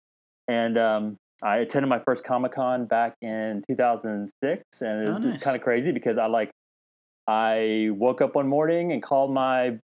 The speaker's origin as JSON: {"language": "English", "town": "Dallas", "region": "Texas", "country": "United States", "tie": "born or raised there", "said": "I was born in Dallas, Texas. My parents immigrated here before I was from Korea a year before I was born. So I actually grew up in Texas, and that's where kind of home is for me"}